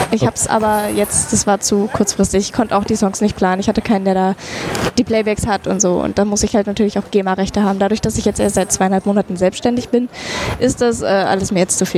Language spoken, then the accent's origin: German; North Germany, Germany; Nordlicht? Ich komme aus dem Norden, genau.